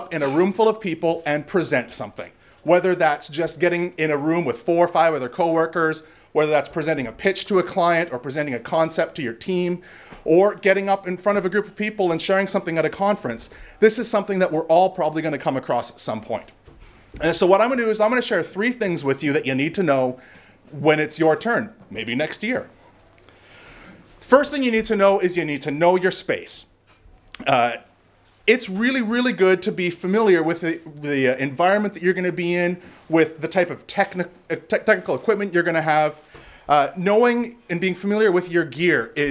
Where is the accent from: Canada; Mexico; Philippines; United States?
Canada; I'm Canadian